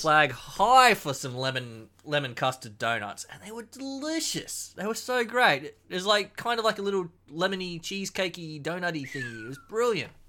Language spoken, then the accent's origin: English; Queensland, Australia; being a proud Queensland boy